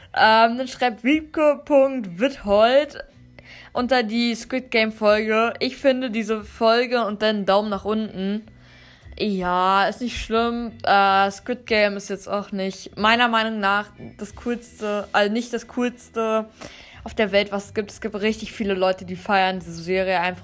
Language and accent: German; Germany; ich komme fest eigentlich aus Deutschland, aber ich habe ein paar Vorfahren, die kommen aus Russland